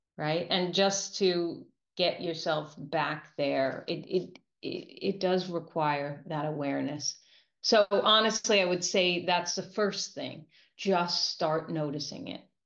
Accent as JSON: {"language": "English", "region": "New York", "country": "United States", "said": "I'm a New Yorker"}